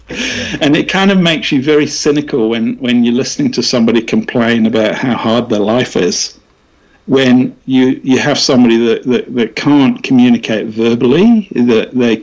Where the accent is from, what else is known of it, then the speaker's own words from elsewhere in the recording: West Midlands, United Kingdom; now in London, United Kingdom; I'm from the West Midlands, which is a very, very kind of working class background.